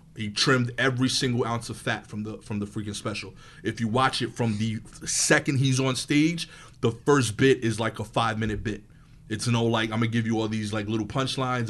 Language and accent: English; New York City, New York, United States; I'm from East New York, Brooklyn